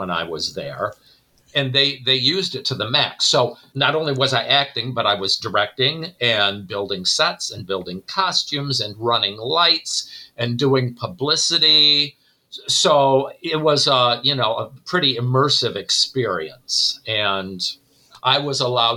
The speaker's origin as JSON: {"language": "English", "region": "Northwest Ohio", "country": "United States", "tie": "born or raised there", "moved": "as an adult", "lives_now": "Elgin, United States", "said": "I grew up in Northwest Ohio"}